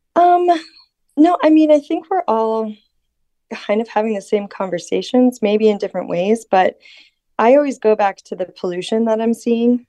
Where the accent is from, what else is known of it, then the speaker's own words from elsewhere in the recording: Florida, United States; now in Norway; the winds that I experienced growing up in Florida